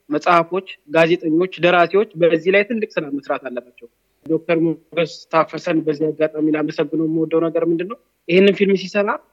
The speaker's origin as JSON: {"language": "Amharic", "region": "Addis Ababa", "country": "Ethiopia", "tie": "born or raised there", "said": "እኔ አዲስ አበባ ልጅ ነኝ። ገጠር አልኖርኩም።"}